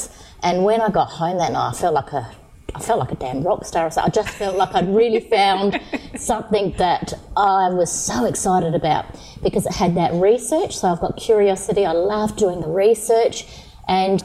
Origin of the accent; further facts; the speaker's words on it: Yorke Peninsula, South Australia, Australia; I'm actually from York Peninsula. So I grew up on a farm, so a small community.